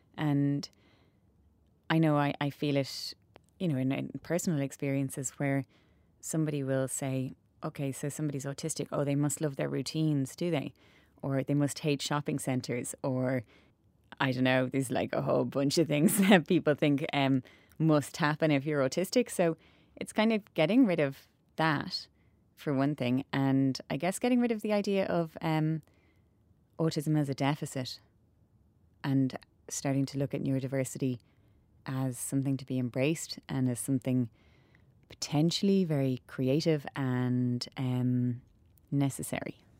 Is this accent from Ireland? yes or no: yes; Cobh, Munster, Ireland; we grew up in Cove